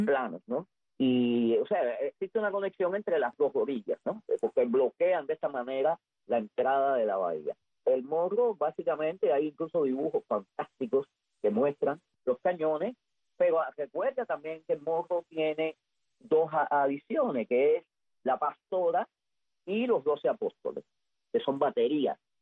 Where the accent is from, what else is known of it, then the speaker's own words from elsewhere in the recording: Havana, Cuba; yo soy habanero del Vedado, de Cojima